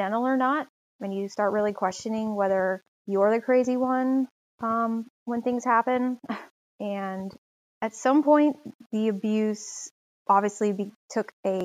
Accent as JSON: {"language": "English", "town": "Charlotte", "region": "North Carolina", "country": "United States", "tie": "born or raised there", "said": "I was born and raised in Charlotte, North Carolina"}